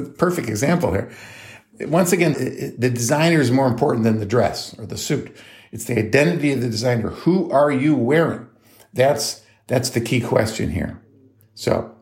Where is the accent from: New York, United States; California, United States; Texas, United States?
New York, United States; moved away as an adult; also born or lived in North Carolina; I grew up in New York State in the United States